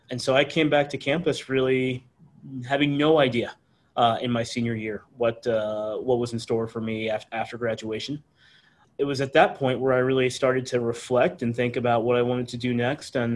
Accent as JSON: {"language": "English", "town": "Arlington", "region": "Texas", "country": "United States", "tie": "born or raised there", "said": "I had uh, the great privilege of uh, uh, grow, growing up in a town that I, I really loved"}